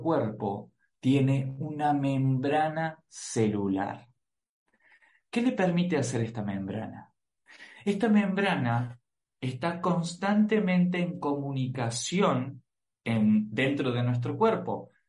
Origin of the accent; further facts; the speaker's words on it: Argentina; soy argentino